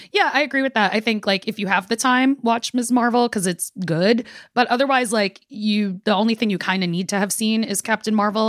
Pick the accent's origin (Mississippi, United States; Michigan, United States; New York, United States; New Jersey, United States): New York, United States; New York City; we are both from Brooklyn and come from Caribbean families